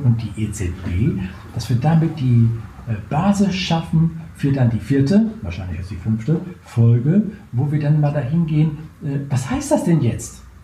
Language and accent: German; Germany